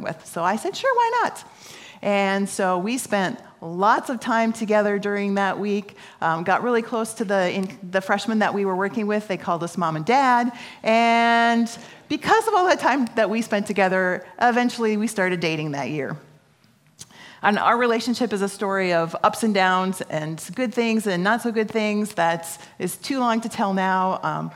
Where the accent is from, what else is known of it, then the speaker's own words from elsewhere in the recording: Apple Valley, United States; I grew up in Apple Valley